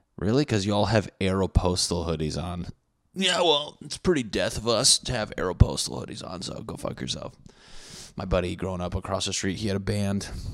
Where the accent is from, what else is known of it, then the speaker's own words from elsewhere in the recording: Connecticut, United States; I'm from Connecticut